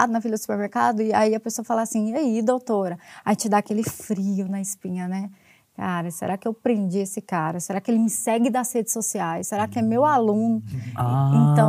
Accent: Goiás, Brazil; moved away as an adult; also born or lived in Distrito Federal; now in Brasília, Brazil; Eu sou de Goiás

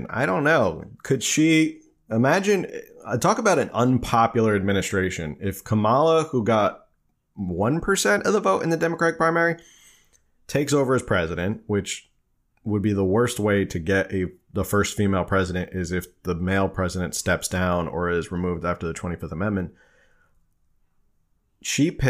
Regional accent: New Jersey, United States; I'm an East Coaster. I'm a, I'm from New Jersey originally, so you know people are always like, "Where did your accent go? Where did you lost your accent?"

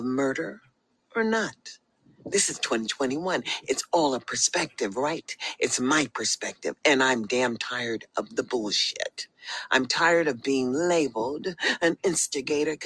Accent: United States; also born or lived in Las Vegas, Nevada / Sacramento, California; as I am an American.

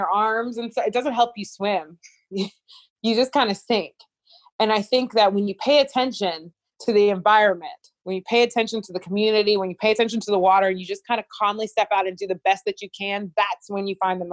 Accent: Liberia; moved away; also born or lived in United States; someone who's from Liberia

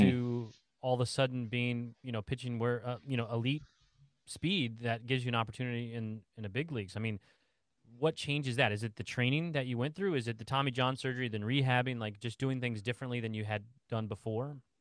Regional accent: Indiana, United States; I'm from Indiana

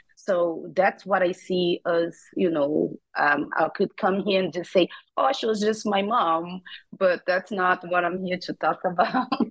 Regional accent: Rio de Janeiro, Brazil; moved away; also born or lived in New York; I grew up in Rio de Janeiro, Brazil

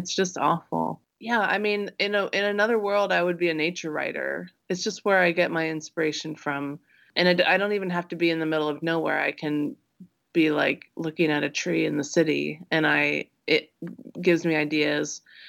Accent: Midwest, United States; things that seem strange and alien to me because I grew up in the Midwest.

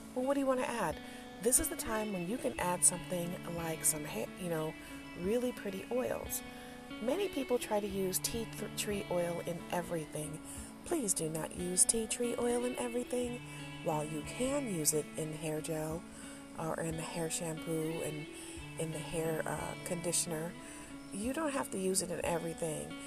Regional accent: Detroit, Michigan, United States; when I was growing up in Detroit

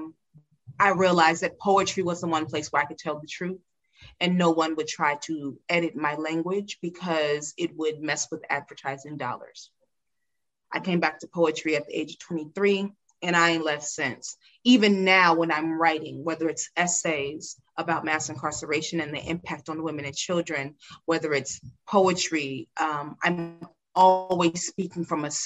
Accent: California, United States; a young Black girl growing up in California.

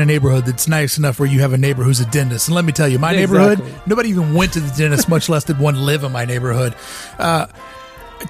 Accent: Kentucky, United States; now in California, United States; I am from Kentucky

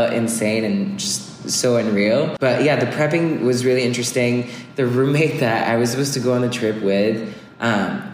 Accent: France; English is a second language; moved away as an adult; also born or lived in Bay Area, California; I'm from France

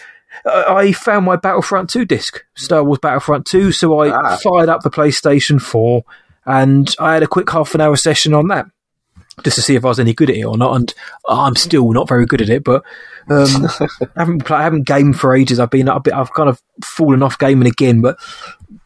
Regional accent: United Kingdom; a Brit myself

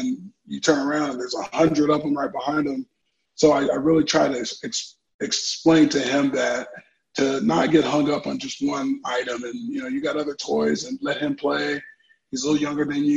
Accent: Orange County, California, United States; I come from Southern California. Grew up in Orange County, California.

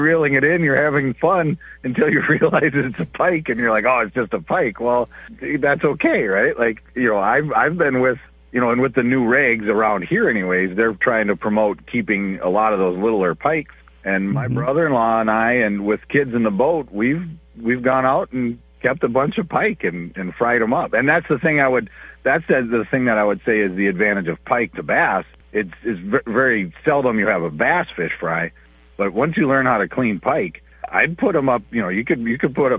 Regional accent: Upsala, Minnesota, United States; I grew up on Cedar Lake, which is by Upsala, Minnesota

